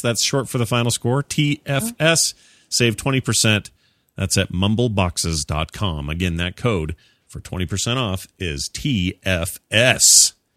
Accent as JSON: {"language": "English", "region": "Utah", "country": "United States", "said": "I'm from Utah."}